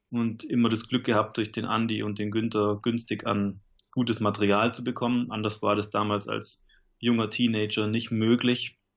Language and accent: German; Konstanz, Baden-Württemberg, Germany; Ja, also ich komme aus Konstanz am Bodensee, bin mittlerweile 35 Jahre alt